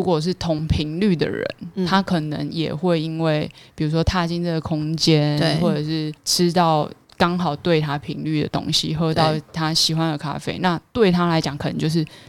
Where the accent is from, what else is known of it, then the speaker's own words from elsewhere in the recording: Chiayi, Chiayi City, Taiwan; also born or lived in Douliu; 那我回嘉义，我我是嘉义人，